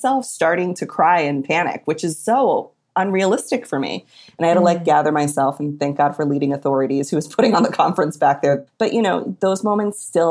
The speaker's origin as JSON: {"language": "English", "region": "Connecticut", "country": "United States", "tie": "born or raised there", "said": "I grew up in Connecticut."}